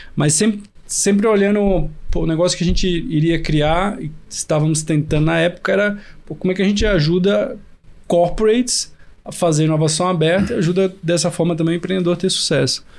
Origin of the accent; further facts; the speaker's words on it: Recife, Pernambuco, Brazil; moved away as an adult; also born or lived in Piracicaba; Sou de Recife